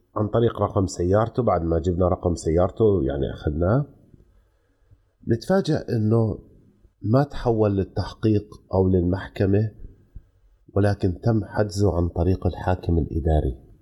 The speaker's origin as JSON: {"language": "Arabic", "country": "Jordan", "said": "عندنا في الاردن"}